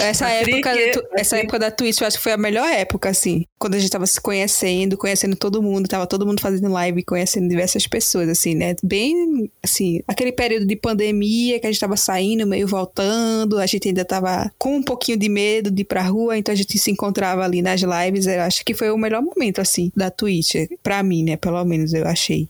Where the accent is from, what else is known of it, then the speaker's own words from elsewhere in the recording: Pernambuco, Brazil; also born or lived in Recife; sou recifense, pernambucana. Eu prefiro dizer que sou pernambucana porque já vivi no interior, já na, vi, nasci na capital, mas vivi no interior.